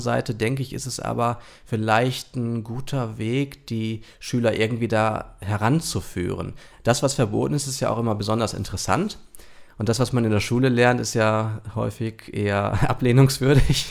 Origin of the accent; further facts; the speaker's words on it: Germany; bei uns in Deutschland